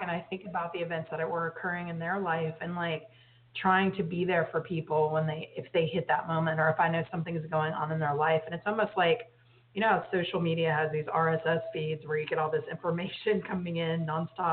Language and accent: English; Texas, United States; I grew up in Texas